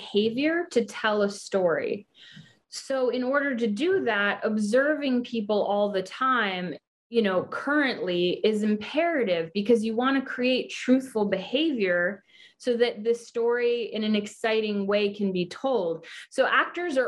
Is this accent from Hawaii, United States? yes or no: yes; Hawaii, United States; moved away as an adult; also born or lived in New York City; I was born and raised in Hawaii. And then I moved to New York City at 18 to get training and to go to college